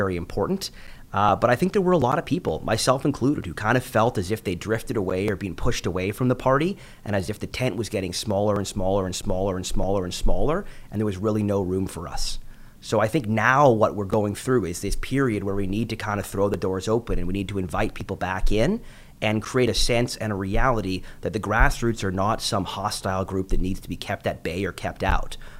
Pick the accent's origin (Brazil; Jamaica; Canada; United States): Canada; Vancouver, British Columbia; I've got a family growing up in Vancouver. I was born and raised here.